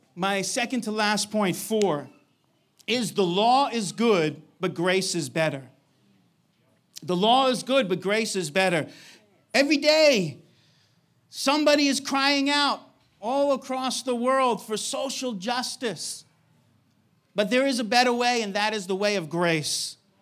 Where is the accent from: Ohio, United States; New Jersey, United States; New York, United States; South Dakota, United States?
New York, United States; moved away; I'm from New York